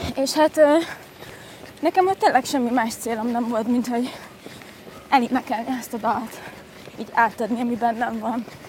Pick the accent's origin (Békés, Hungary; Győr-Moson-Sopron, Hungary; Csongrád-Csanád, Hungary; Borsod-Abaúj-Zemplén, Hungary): Győr-Moson-Sopron, Hungary; Győr; moved away as an adult; now in Budapest, Hungary; a gimnáziumban elkezdtem a Győri Nemzetiben, Győri Nemzetinek a stúdiójában tanulni színészetet